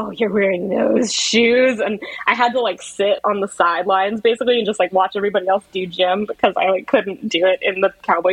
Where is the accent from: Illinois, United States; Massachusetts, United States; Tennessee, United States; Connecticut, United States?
Massachusetts, United States; I grew up in Massachusetts